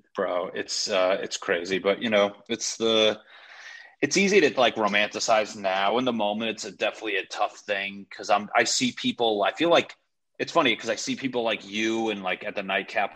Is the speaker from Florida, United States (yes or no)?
no; Connecticut, United States; moved away as an adult; also born or lived in Los Angeles; I'm from Connecticut.